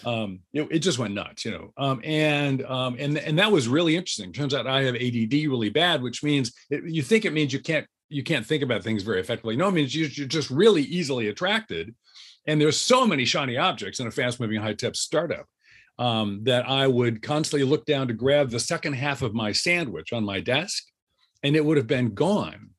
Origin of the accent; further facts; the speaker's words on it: Southern California, United States; I grew up in Southern California